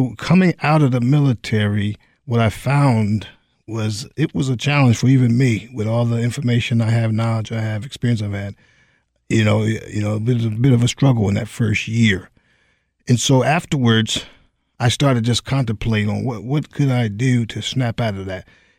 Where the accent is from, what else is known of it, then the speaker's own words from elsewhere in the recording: Highland Falls, New York, United States; I was born and raised over in Highland Falls, New York, joined the military in 1984, went off to El Paso, Texas for my basic training, and then ultimately served 30 years. Upon retiring, I returned back home